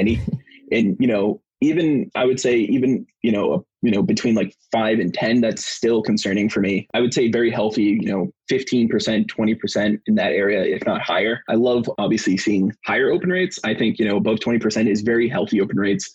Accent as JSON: {"language": "English", "region": "East Coast", "country": "United States", "tie": "born or raised there", "said": "born and raised in East Coast"}